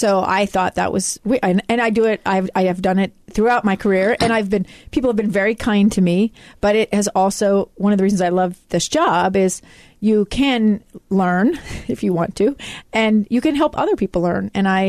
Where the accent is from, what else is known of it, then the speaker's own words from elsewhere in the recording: Alaska, United States; I grew up in Alaska. Mm-hmm. And so most of the people of color I knew were, I knew one African-American human being until I came to college in Utah. So I went from Alaska to Utah.